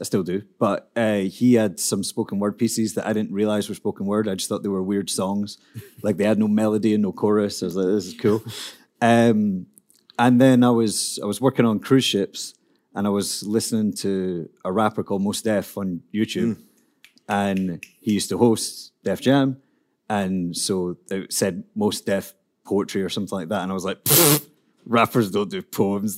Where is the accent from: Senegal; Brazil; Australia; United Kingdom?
United Kingdom; Scotland; I'm a poet from Scotland